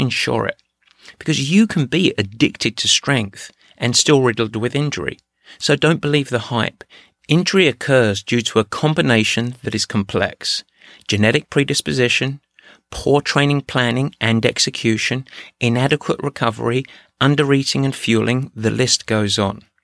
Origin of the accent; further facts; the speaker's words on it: England, United Kingdom; moved away; my home country, England